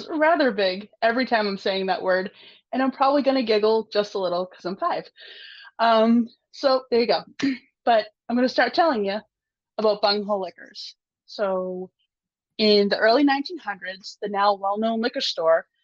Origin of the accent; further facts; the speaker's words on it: Massachusetts, United States; my home state